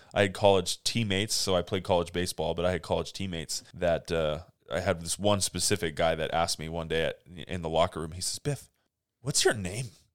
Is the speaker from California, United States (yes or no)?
yes; Monterey Peninsula, California, United States; moved away as an adult; also born or lived in Fresno, California; now in Grants Pass, United States; I was born in Southern California, but I've lived most of my life on the Monterey Peninsula in California